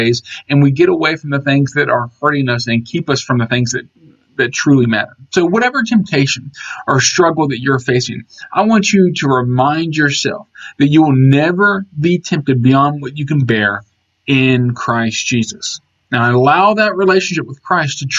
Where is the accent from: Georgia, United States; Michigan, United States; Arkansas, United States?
Georgia, United States; I grew up in Georgia